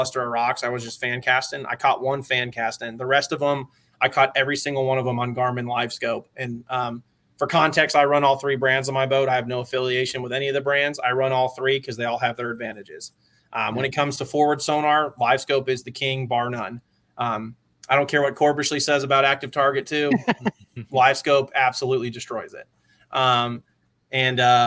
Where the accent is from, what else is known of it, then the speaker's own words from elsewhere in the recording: Cumming, Georgia, United States; I grew up in Georgia